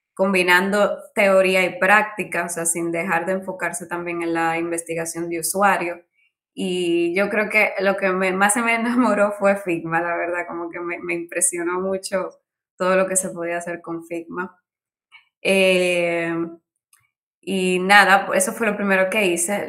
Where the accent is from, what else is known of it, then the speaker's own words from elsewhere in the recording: Dominican Republic; moved away as an adult; now in Barcelona, Spain; yo soy de República Dominicana, eh, vine, bueno, una isla del Caribe donde es verano todo el año. Estudié arquitectura allí